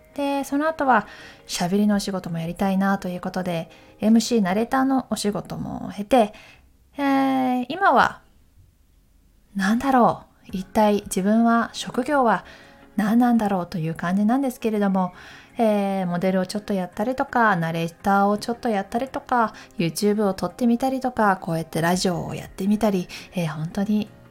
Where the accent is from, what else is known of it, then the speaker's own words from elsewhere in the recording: Takayama, Gifu, Japan; moved away as an adult; now in Tokyo, Japan; 出身は岐阜県高山市そして大学を受けまして東京に来ました